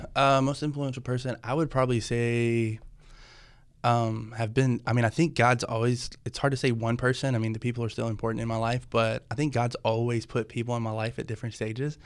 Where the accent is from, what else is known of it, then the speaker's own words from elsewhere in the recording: Tennessee, United States; also born or lived in Louisville; now in Nashville, United States; I grew up in Tennessee, so always heard of Cross Point, you know, being Nashville